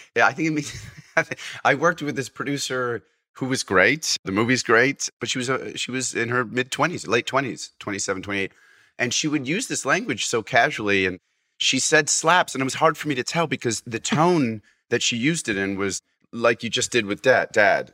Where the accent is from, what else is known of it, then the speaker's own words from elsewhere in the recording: Fairfield, Connecticut, United States; also born or lived in Massachusetts; I was born in Fairfield, so I grew up in Fairfield